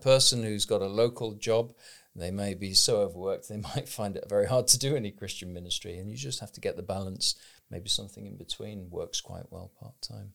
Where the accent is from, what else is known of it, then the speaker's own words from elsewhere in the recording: United Kingdom; I'm a British person reading in English with a certain educational background